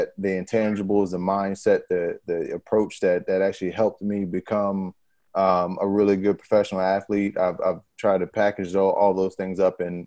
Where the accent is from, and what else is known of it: Pennsylvania, United States; born or raised there; moved away; also born or lived in New Orleans